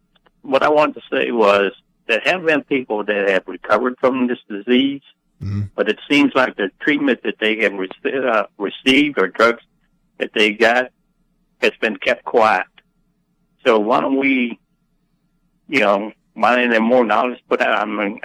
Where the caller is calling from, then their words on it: Tallahassee, Florida, United States; I'm calling from Tallahassee, Florida.